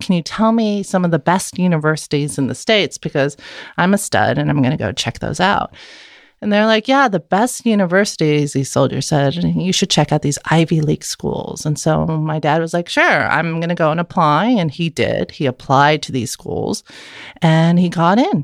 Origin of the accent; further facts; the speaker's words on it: Vienna, Austria; first language German; English is a second language; moved away as an adult; now in San Francisco, United States; I was born and raised in Vienna, Austria, and I lived there for eighteen years